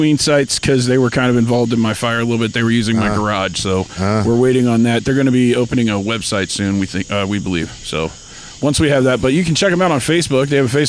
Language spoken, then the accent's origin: English; Ohio, United States; We come from Ohio.